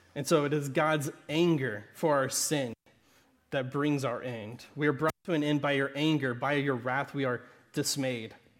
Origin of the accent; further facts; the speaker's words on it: Southern Arkansas, United States; accent: Southern Arkansas; my Southern Arkansas accent